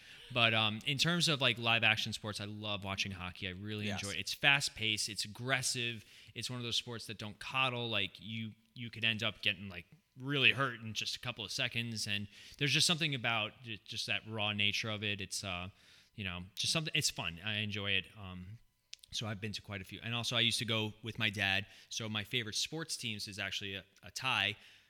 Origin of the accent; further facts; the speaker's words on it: California, United States; born there; You know, I was born in California, as Ronnie viciously said.